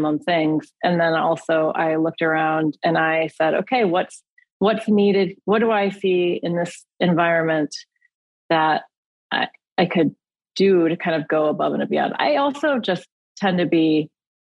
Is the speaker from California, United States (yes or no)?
no; Michigan, United States; moved away as an adult; also born or lived in Japan; now in Los Angeles, United States; I'm from Michigan